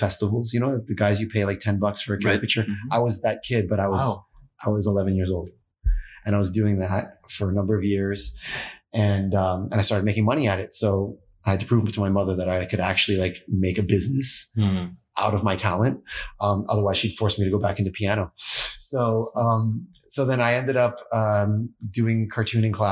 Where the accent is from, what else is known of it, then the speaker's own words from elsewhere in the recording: Toronto, Ontario, Canada; moved away as an adult; also born or lived in Ottawa; now in California, United States; I was born in Toronto